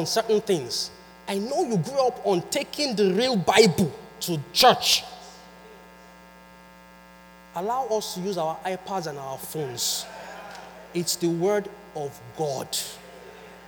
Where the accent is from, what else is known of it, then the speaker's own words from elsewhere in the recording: Nigeria; moved away; I am from Nigeria and I'm a Yoruba boy. I speak Yoruba